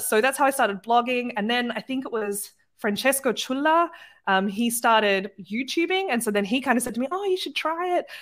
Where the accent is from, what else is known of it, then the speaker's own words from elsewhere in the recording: Australia; moved away as an adult; now in Germany; I'm not from Germany or the United States. I'm Australian